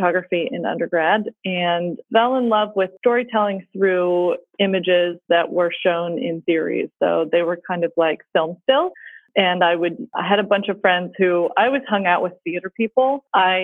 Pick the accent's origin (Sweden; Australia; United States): United States; Atlanta, Georgia; moved away as an adult; also born or lived in Pittsburgh / Glasgow; I am originally from Atlanta